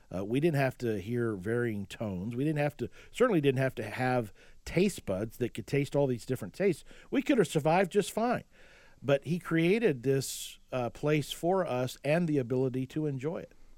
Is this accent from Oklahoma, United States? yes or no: yes; Oklahoma, United States; I grew up in Oklahoma and I played in the yard